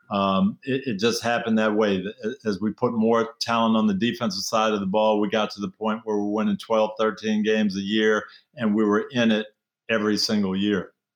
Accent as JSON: {"language": "English", "town": "Jackson", "region": "Michigan", "country": "United States", "tie": "born or raised there", "moved": "yes", "said": "Jackson, Michigan, 30,000 people, nobody from my hometown in the NFL"}